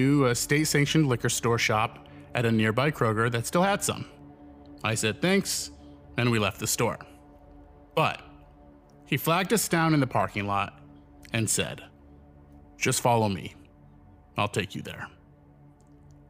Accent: New York, United States; I'm a New Yorker

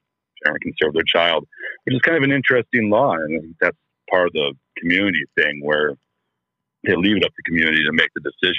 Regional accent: on the Minnesota border, Wisconsin, United States; I grew up on the Minnesota border

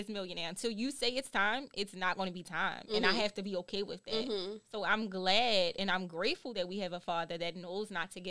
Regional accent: Baltimore, Maryland, United States; I'm from Baltimore.

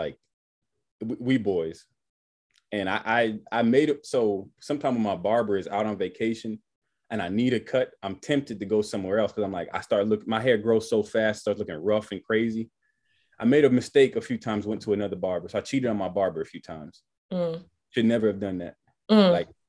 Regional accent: Miami, Florida, United States; now in Atlanta, United States; I'm originally from Miami, 305 Dade County. Still got my 305 number and everything. But I've been in Georgia now for 13 years.

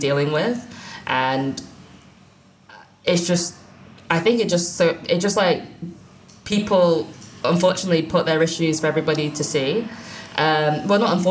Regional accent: United Kingdom

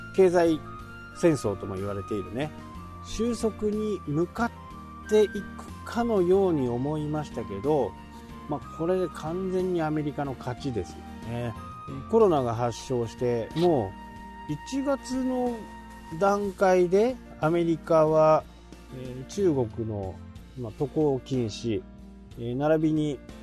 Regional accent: Japan; 僕自身は日本に生まれて

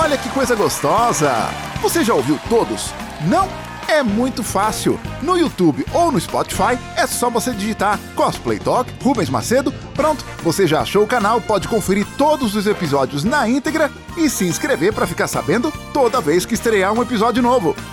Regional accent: Rio de Janeiro, Brazil; Sim, sou do Rio de Janeiro.

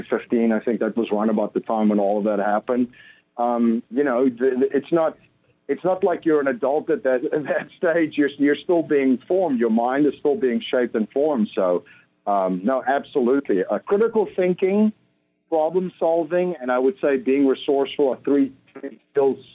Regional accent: Stellenbosch, Western Cape, South Africa; I grew up in South Africa in just outside of a town called Stellenbosch. It's in the south, just outside of Cape Town.

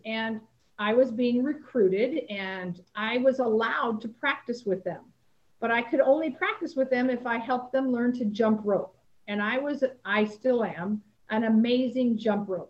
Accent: Salinas, California, United States; my hometown

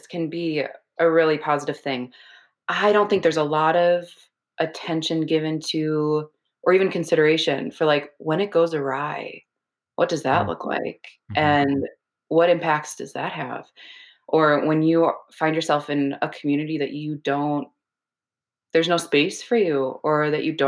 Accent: Minnesota, United States; I was brought up in Minnesota in a very white evangelical conservative family and community.

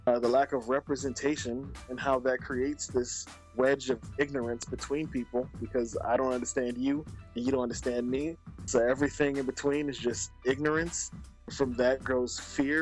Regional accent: New York City, New York, United States; as a New Yorker growing up in Brooklyn, we go to DOE schools

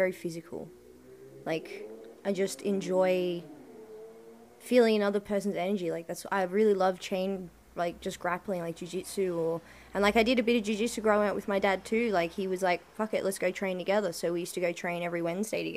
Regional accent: Sydney, New South Wales, Australia; moved away as an adult; now in Melbourne, Australia; I grew up in Western Sydney and it's not the nicest area

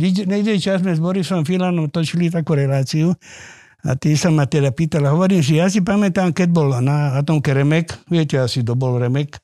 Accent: Vrbové, Trnava Region, Slovakia; ja pochádzam z Vrbového

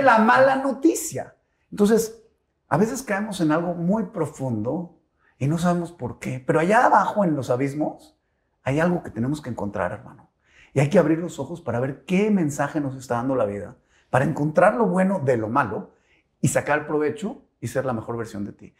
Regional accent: Monterrey, Nuevo León, Mexico; also born or lived in Mexico City; yo tenía 5 o 6 añitos y decidió mi papá venirse a vivir a Monterrey

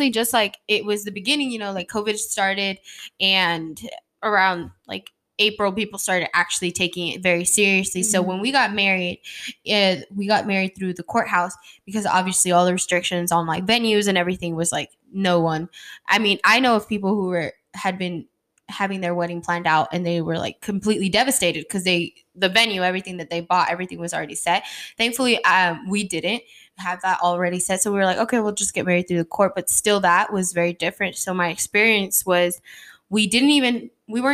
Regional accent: Nogales, Sonora, Mexico; I'm from Nogales, Sonora.

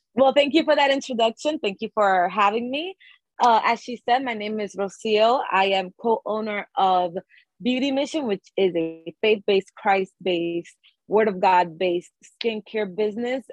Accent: New York City, New York, United States; we are from the Bronx. We are from a low income neighborhood, low income family.

